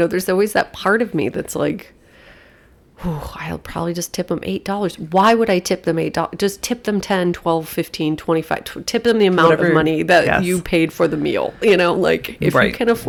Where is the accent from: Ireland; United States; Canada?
United States; I'm there as an American